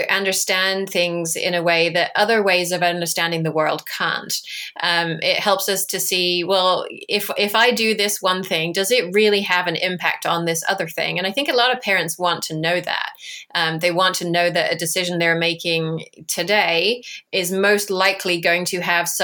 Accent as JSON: {"language": "English", "area": "Essex", "region": "East of England", "country": "United Kingdom", "said": "I'm from Essex"}